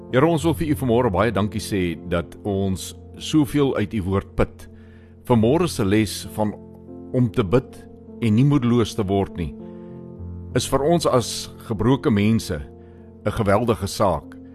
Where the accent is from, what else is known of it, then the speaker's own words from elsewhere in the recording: Limpopo, South Africa; Daar waar ek vandaan kom in die Limpopo provinsie